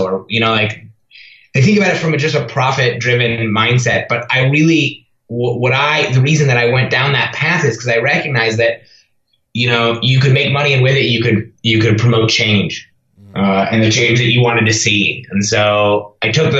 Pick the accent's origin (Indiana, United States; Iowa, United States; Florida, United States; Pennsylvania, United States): Iowa, United States; Ames; my hometown of Ames, Iowa